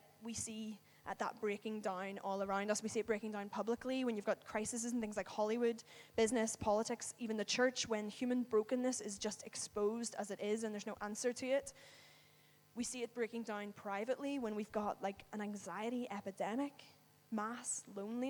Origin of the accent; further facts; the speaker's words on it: Northern Ireland, United Kingdom; moved away; I live away from home. I'm from Northern Ireland